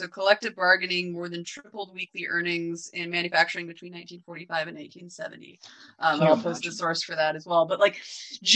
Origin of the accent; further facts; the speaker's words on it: Washington, United States; also born or lived in Grays Harbor County, Washington; I'm from Washington. I'm not from Everett, but reasonably close